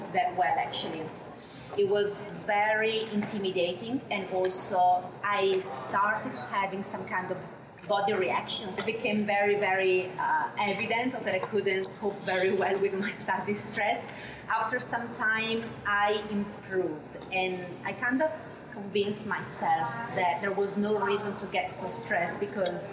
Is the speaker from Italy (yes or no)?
yes; Italy; moved away as an adult; now in Australia; back in Italy, my home country